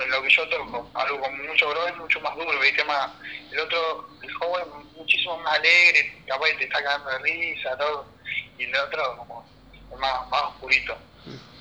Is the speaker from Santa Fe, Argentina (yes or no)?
yes; Carcarañá, Santa Fe, Argentina; yo soy de Carcarañá, soy de los alrededores de Rosario